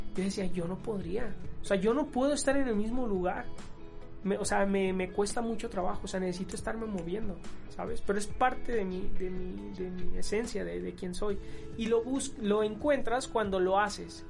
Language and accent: Spanish; Mexico